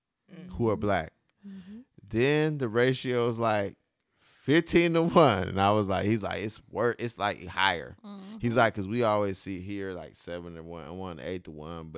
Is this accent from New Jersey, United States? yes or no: no; Ohio, United States; I'm from Ohio